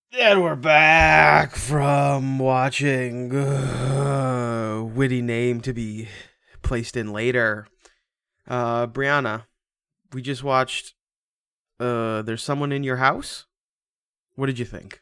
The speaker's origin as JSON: {"language": "English", "region": "Washington", "country": "United States", "said": "I'm from Washington"}